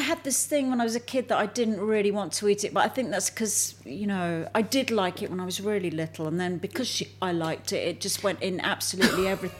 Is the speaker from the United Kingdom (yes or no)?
yes; Alton, South East England, United Kingdom; born or raised there; also born or lived in Enfield, London / Bath